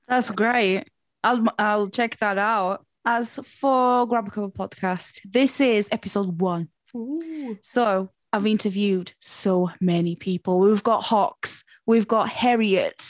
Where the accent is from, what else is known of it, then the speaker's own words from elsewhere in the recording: Portugal; moved away; I grew up in Portugal